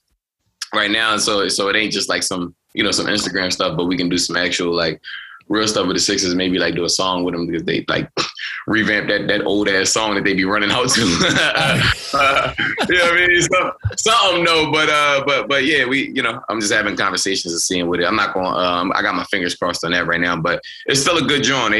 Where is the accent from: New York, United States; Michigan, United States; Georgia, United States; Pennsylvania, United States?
Pennsylvania, United States; Philadelphia; I'm from West